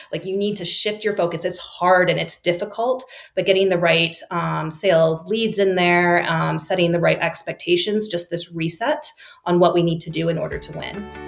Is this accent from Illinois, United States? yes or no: yes; Chicago, Illinois, United States; moved away as an adult; also born or lived in Singapore; moving back to my hometown of Chicago